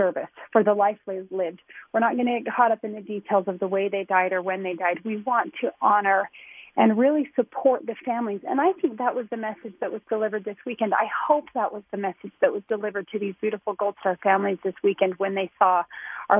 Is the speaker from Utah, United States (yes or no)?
yes; North Ogden, Utah, United States; I'm a small town girl. I'm from North Ogden